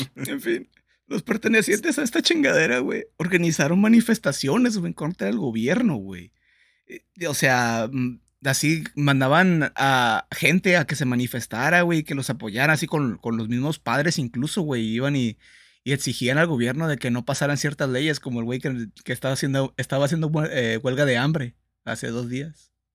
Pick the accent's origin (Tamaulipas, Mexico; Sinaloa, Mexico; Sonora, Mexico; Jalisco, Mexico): Sinaloa, Mexico; Soy sinaloense